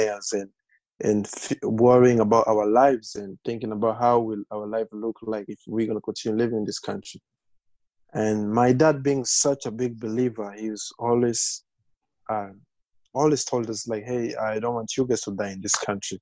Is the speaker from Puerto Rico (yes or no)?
no; Bukavu, South Kivu, DR Congo; also born or lived in Lynchburg, Virginia; now in United States; I was born in the Congo. I have 5 sisters and 3 brothers, so we are 9. And we were born in the east part of Congo, that's Bukavu, and just close to Rwanda.